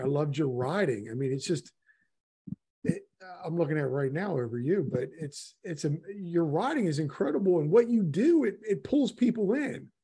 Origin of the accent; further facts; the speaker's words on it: Miami, Florida, United States; I'm from Miami